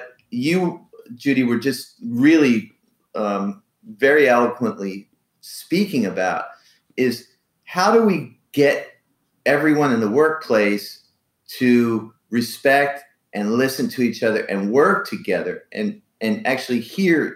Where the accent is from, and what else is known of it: United States